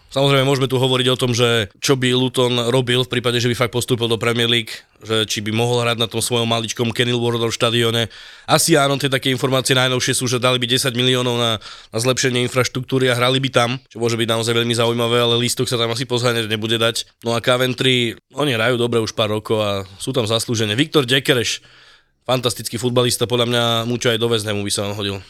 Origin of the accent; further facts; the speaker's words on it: Pusté Úľany, Trnava Region, Slovakia; u nás obecné slavnosti v Pustých Ulanoch